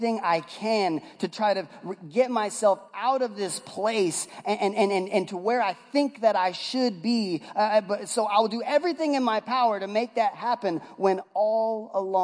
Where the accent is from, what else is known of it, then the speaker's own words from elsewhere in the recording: West Coast, United States; moved away; I'm from the West Coast